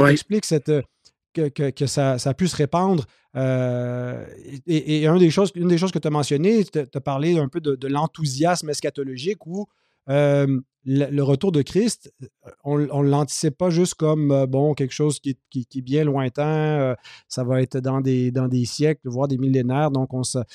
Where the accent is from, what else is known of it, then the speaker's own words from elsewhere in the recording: Quebec, Canada; j'ai grandi dans l'Église évangélique au Québec